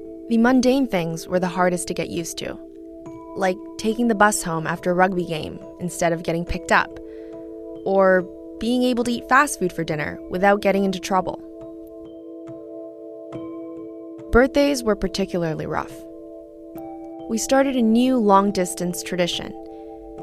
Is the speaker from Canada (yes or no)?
yes; Canada; also born or lived in South Korea; now in Toronto, Canada; As a Korean Canadian, I've never felt like I belonged on either side of the hyphen, having been born in Korea but coming to Canada at age 5.